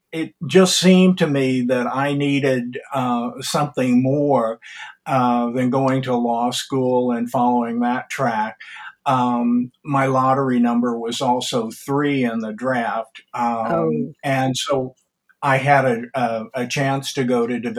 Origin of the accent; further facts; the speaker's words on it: Columbia, Missouri, United States; also born or lived in Manhasset, New York; I was born in Columbia, Missouri